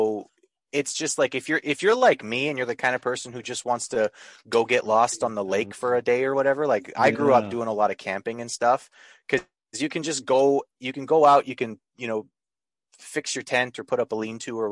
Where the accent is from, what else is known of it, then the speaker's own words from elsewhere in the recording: Lake of the Woods, Northwestern Ontario, Canada; I grew up in Northwestern Ontario, which is the middle of nowhere, even for Canada